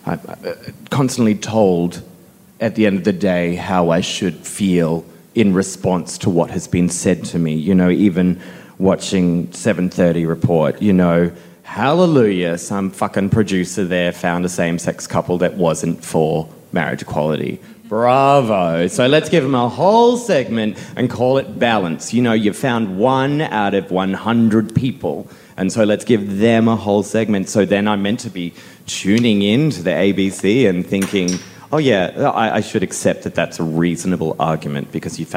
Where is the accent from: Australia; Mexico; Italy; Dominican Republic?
Australia; Cronulla, New South Wales; I grew up in Cronulla